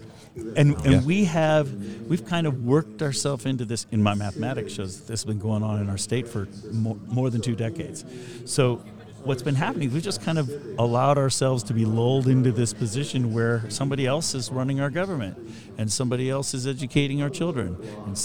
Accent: Northern California, United States; I grew up in Northern California

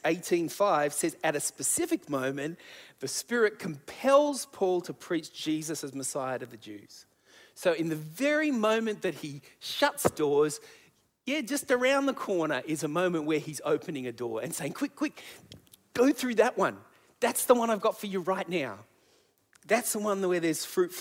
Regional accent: Sydney, New South Wales, Australia; also born or lived in Adelaide; we needed to come home back to Sydney

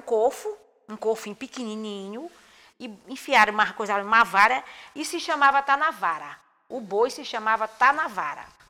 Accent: Cachoeira Grande, Maranhão, Brazil; moved away; also born or lived in São Luís island; Eu nasci no interior da região do Munim, por nome Pindobal, que é município de Cachoeira Grande. Hoje se chama Cachoeira de Morros

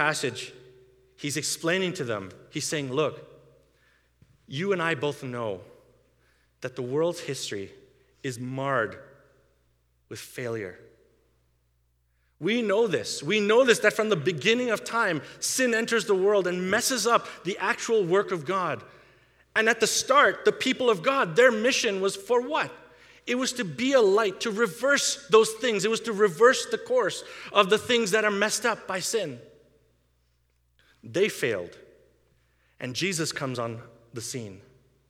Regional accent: India; now in Canada; I grew up in India, where they persecute Christians

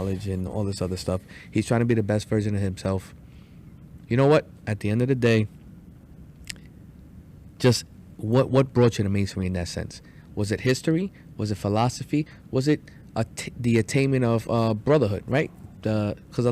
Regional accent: New York City, New York, United States; now in North Babylon, United States; I grew up in East New York. Ridgewood. I'm a Ridgewood guy.

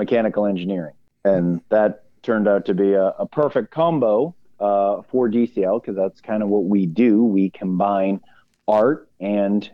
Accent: Boston, Massachusetts, United States; I'm born and raised in Boston

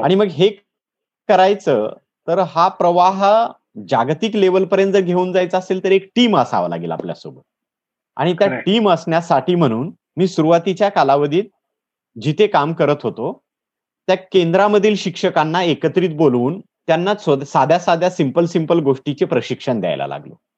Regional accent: Latur district, Maharashtra, India; moved away as an adult; now in Satara, India; मूळचा लातूर जिल्ह्यातला आहे सर. मी नोकरी निमित्त सातारा जिल्ह्यात आहे

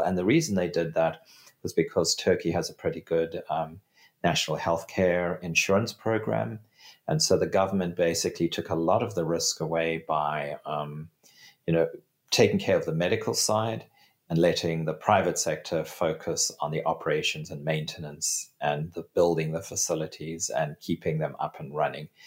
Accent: South Africa; my home country of South Africa

